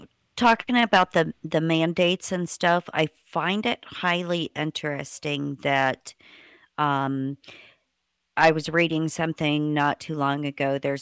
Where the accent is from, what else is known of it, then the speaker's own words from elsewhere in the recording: Indiana, United States; now in Tennessee, United States; like me originally, I came from Indiana, and Tennessee was not a compact state, so I had to reapply for a license down here